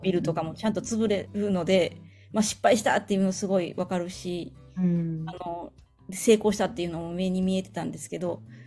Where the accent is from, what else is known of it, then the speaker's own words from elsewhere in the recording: Nara, Japan; moved away; also born or lived in Osaka / Tokyo; 私は、えー、奈良出身で